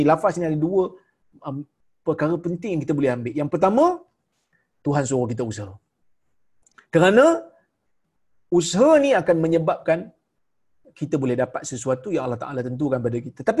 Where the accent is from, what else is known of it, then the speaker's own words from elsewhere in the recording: Malaysia; Saya orang Melayu dia orang Jordan.